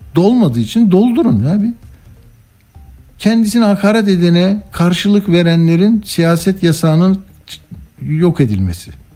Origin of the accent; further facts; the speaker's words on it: Istanbul, Turkey; ben İstanbullu olarak